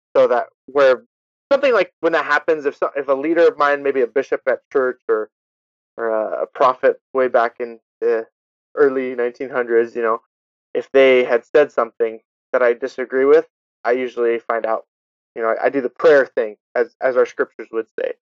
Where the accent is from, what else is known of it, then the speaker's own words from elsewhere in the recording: California, United States; moved away as an adult; now in Utah, United States; i spent the first 18 years of my life in california